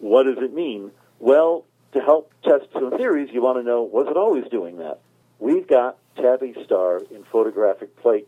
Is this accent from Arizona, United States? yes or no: yes; Arizona, United States; now in Italy; I'm from Arizona.